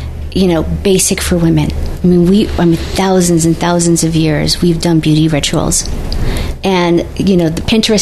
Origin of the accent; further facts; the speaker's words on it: United States; I'm the American side